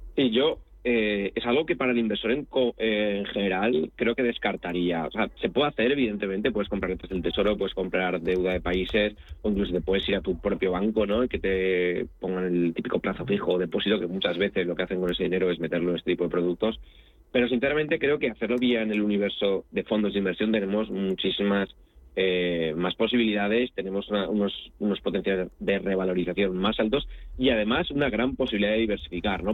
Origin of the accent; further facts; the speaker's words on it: Spain; also born or lived in Italy; viví en Italia y, soy español y me siento de los dos países